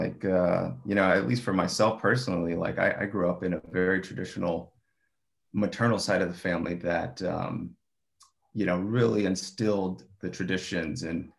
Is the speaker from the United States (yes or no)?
yes; United States; our you know, top holiday growing up in America.